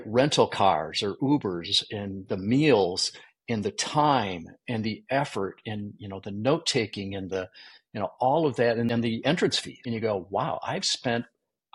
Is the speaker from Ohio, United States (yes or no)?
no; Michigan, United States; I grew up in Michigan